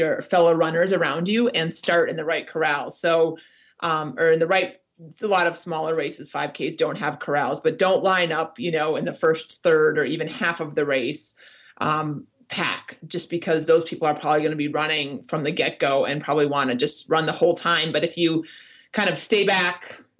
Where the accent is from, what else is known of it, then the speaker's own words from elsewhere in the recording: Minnesota, United States; moved away; also born or lived in New York; I grew up in Minnesota